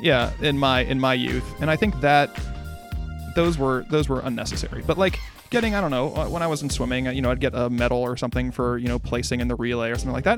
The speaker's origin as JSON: {"language": "English", "region": "Midwest", "country": "United States", "said": "I'm a Midwesterner"}